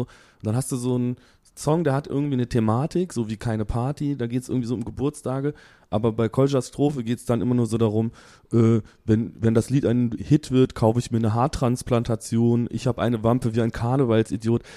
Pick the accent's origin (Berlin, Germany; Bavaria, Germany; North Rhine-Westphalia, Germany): North Rhine-Westphalia, Germany; Aachen; … und ich, wir kommen ja aus Aachen